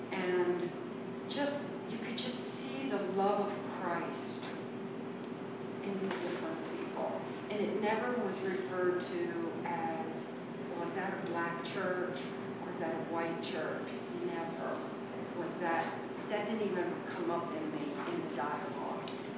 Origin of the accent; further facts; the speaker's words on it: Harford County, Maryland, United States; moved away as an adult; also born or lived in Silver Spring, Maryland; now in Prince George's County, United States; I grew up in Harford County and in the 60s, and it was a little more divided.